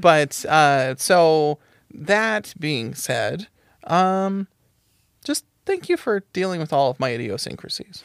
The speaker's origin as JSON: {"language": "English", "country": "United States", "said": "we're white and we're American"}